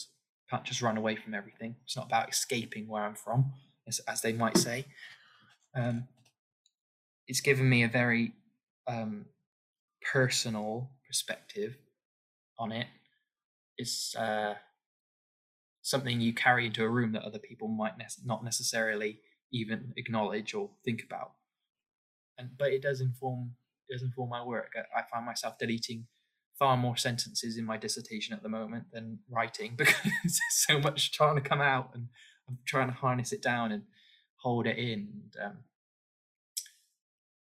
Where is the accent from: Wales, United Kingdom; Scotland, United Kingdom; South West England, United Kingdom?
South West England, United Kingdom; Forest of Dean; moved away as an adult; now in London, United Kingdom; I grew up in the Forest of Dean, a very unique area of England, with a very unique identity